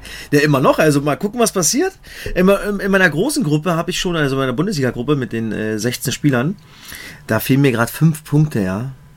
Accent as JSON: {"language": "German", "town": "Cottbus", "region": "Brandenburg", "country": "Germany", "tie": "born or raised there", "said": "ich bin in Cottbus geboren, äh, da, äh, habe ich angefangen, Fußball zu spielen"}